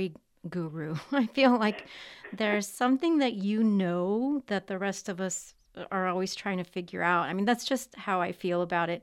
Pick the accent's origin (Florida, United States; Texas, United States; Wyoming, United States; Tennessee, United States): Texas, United States; Texas-Mexico border, United States; I'm from the Texas-Mexico border. I'm Mexican-American.